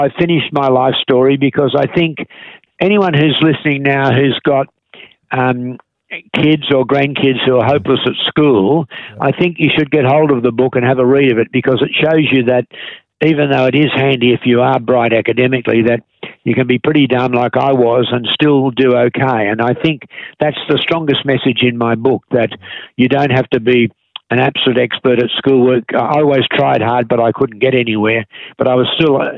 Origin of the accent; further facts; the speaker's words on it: Australia; I was born in Australia in the 1940s